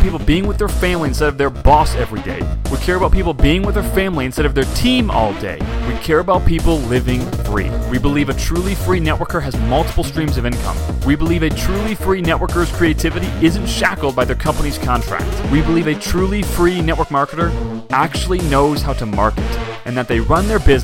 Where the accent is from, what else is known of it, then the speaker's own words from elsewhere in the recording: Chicago, Illinois, United States; moved away as an adult; now in California, United States; we're from Chicago